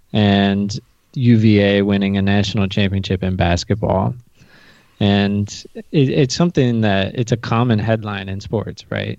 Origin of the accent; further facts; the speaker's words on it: United States; as an American watcher